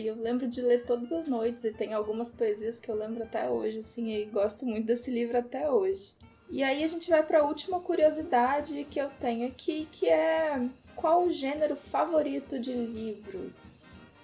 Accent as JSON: {"language": "Portuguese", "town": "Porto Alegre", "region": "Rio Grande do Sul", "country": "Brazil", "moved": "yes", "lives_now": "Vitória, Brazil", "said": "E eu moro em Vitória, apesar de não ser de Vitória. Eu sou de Porto Alegre"}